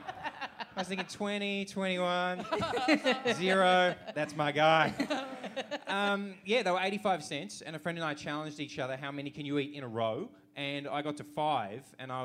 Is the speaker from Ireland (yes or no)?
no; Brisbane, Queensland, Australia; I grew up in Brisbane